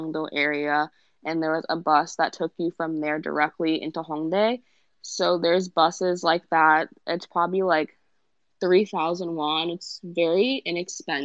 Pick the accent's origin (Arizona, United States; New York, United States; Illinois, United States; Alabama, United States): New York, United States; New York City; also born or lived in Northern Virginia; I'm from Brooklyn